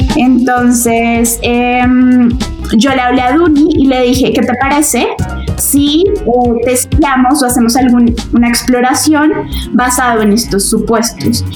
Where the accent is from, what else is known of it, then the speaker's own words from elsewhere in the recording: Bogotá, Colombia; Soy, soy de Bogotá, casi toda mi vida he vivido acá